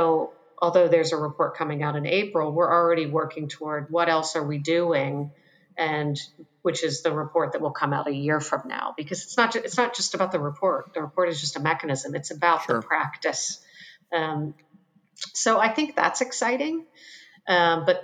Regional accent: Western Pennsylvania, United States; now in Charleston, United States; I grew up in Western Pennsylvania

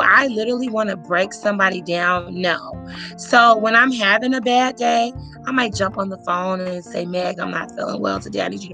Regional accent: Gary, Indiana, United States; moved away; also born or lived in Omaha, Nebraska; I grew up in Gary, Indiana, when it was the murder capital of America during the 90s.

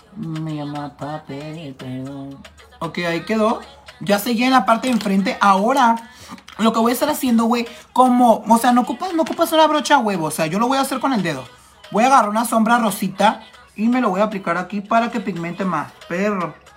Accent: Tijuana, Baja California, Mexico; yo soy de Tijuana, Baja California

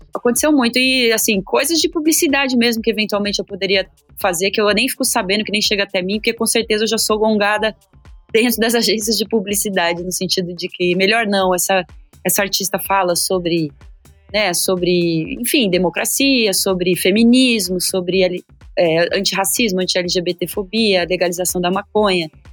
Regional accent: São Paulo, Brazil; Eu nasci no bairro de Itaim Bibi, numa época que o Itaim não era esse bairro Faria Limers de hoje

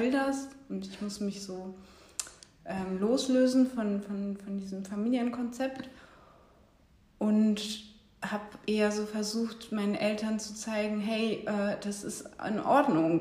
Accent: Bremen, Germany; moved away as an adult; now in Berlin, Germany; ich komme ursprünglich aus Bremen, bin auch dort geboren und bin seit 2009 äh, in Berlin

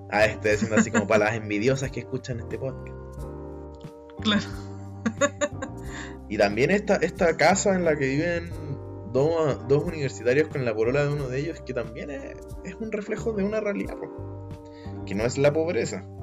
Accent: Chile; nuestra realidad como, como sudamericanos y chilenos también.

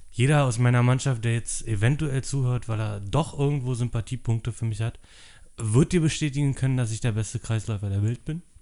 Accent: Berlin, Germany; ja, ich bin auch in äh, Köpenick geboren. Äh, Treptow, Köpenick aufgewachsen.

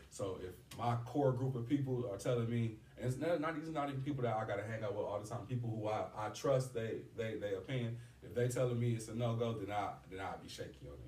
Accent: East Chicago, Indiana, United States; I'm from East Chicago

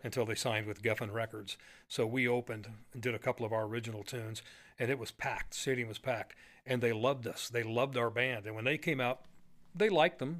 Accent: McMinnville, Oregon, United States; my hometown, McMinnville

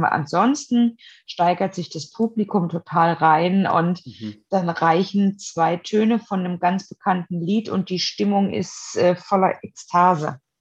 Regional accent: Germany; ich bin ja in der DDR geboren

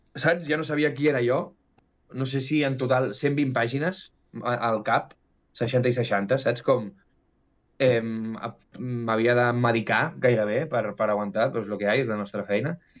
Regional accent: Barcelona, Catalonia, Spain; Vaig néixer a Barcelona, al carrer Lapan, dos carrers al costat d'on viuré ara

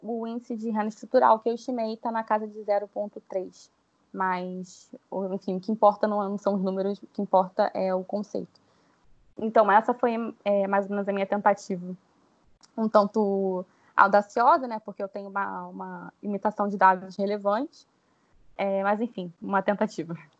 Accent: Rio de Janeiro, Brazil; eu sou carioca

